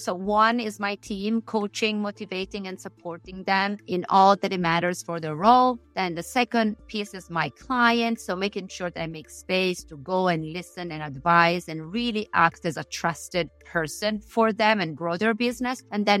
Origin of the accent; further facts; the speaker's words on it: Siniscola, Sardinia, Italy; Siniscola, Sardinia.